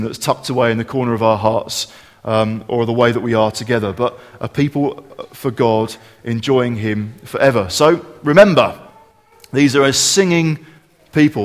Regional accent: Kent, South East England, United Kingdom; growing up in Kent

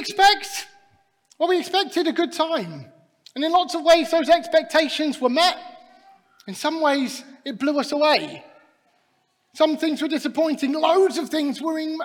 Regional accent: Scotland, United Kingdom; I even say that as a Scotsman

